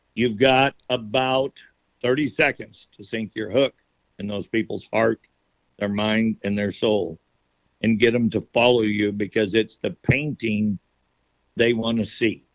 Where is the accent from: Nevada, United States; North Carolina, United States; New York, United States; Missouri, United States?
Nevada, United States; my Native American heritage that I was raised with in Nevada